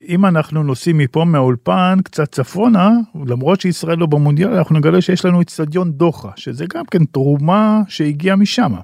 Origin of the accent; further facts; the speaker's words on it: Israel; אנחנו כישראלים